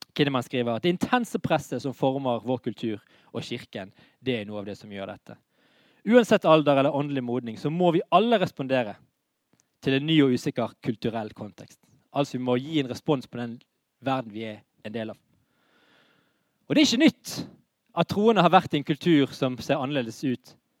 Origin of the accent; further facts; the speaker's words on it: Bergen, Vestland, Norway; vi er bergensere